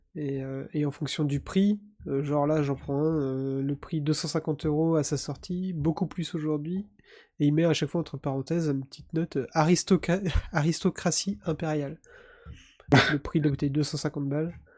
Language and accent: French; Breton, Brittany, France; je suis un breton.